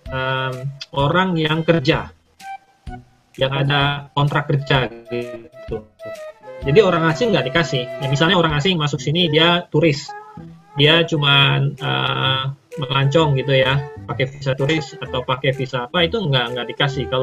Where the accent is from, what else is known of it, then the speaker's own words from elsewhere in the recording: Palembang, South Sumatra, Indonesia; moved away as an adult; also born or lived in Jakarta; jadi pertama kali saya kan aslinya orang Palembang